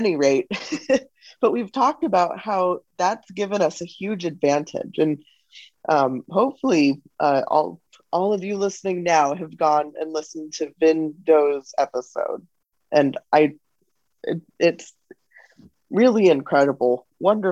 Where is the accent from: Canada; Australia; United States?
United States; as an American